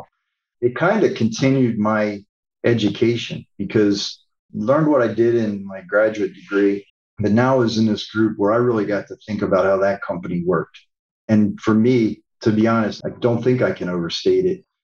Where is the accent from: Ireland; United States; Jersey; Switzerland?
United States; Pennsylvania; moved away; We're both from Pennsylvania